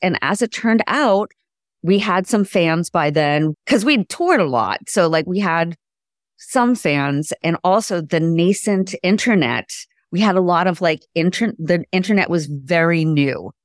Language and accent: English; Boston, Massachusetts, United States; being raised in the Boston music scene in my teens and twenties